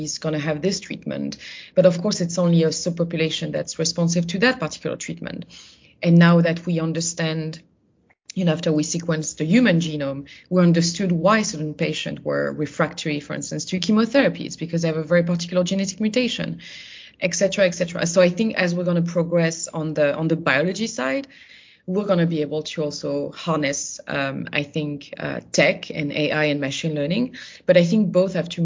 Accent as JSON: {"language": "English", "area": "Burgundy", "region": "Bourgogne-Franche-Comté", "country": "France", "tie": "born or raised there", "said": "I'm originally from Burgundy. So, you know, when I was younger, I was going to every, you know, sort of fall before, you know, going to university, I was doing the grape harvest regularly"}